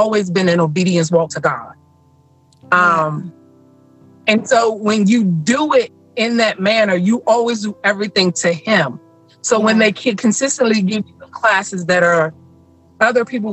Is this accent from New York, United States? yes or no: no; Smithfield, Virginia, United States; now in Williamsburg, United States; I am originally from Smithfield, Virginia, but now I live in Williamsburg.